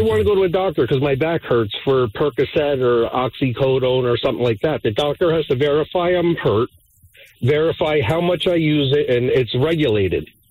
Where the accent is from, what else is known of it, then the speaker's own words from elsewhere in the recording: New Jersey, United States; I'm from New Jersey